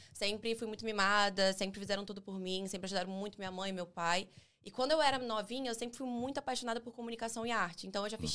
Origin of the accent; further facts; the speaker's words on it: Rio de Janeiro, Brazil; eu nasci em Bangu